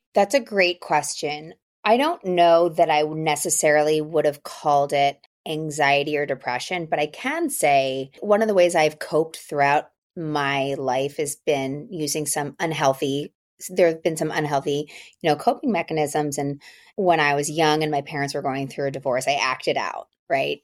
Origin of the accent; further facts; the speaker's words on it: outside of Philadelphia, Pennsylvania, United States; also born or lived in New York; now in Los Angeles, United States; I grew up outside of Philadelphia. I'm currently living in Los Angeles by way of New York